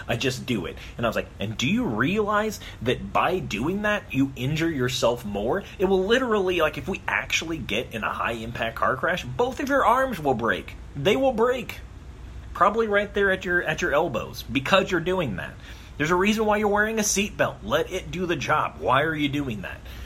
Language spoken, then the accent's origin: English; Arizona, United States; I grew up in Arizona, which I call the land of a thousand pools